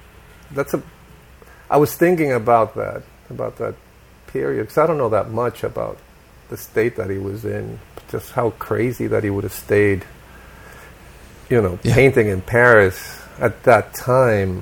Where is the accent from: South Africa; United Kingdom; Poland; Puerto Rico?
Puerto Rico; moved away as an adult; also born or lived in Seville, Spain / Chicago, United States; they lived there, they finished their schooling there, and then moved to Puerto Rico, and that's where I grew up